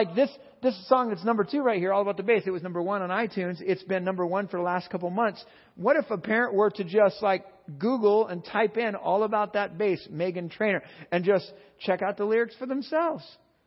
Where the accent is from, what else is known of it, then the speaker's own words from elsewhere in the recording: California, United States; I'm from California